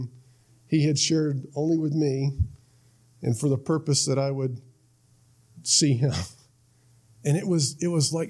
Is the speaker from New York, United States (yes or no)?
no; Florida, United States; I was from Florida, went up to North Carolina